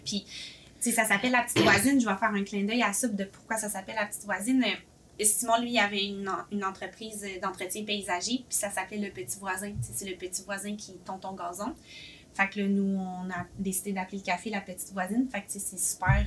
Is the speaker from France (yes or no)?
no; Boisbriand, Quebec, Canada; moved away as an adult; now in Saint-Jérôme, Canada; je viens de Boisbriand